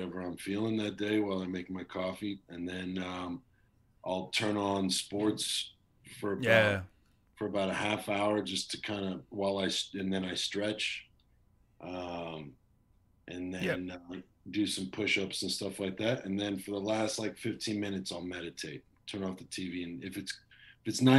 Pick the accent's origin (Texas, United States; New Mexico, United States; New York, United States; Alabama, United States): Texas, United States; now in Los Angeles, United States; I'm from Texas